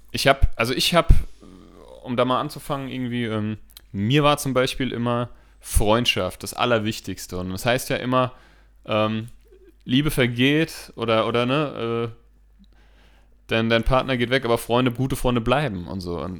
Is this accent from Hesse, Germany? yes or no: yes; Steinheim, Hesse, Germany; Steinheim ist also meine Heimat, ne? Habe ich ja so schon ein paar Mal erzählt, auch wenn ich da jetzt auf der anderen Seite des Maines wohne, ist Steinheim immer, sobald ich da über die Brücke fahre, äh, überkommt mich so ein Heimatsgefühl.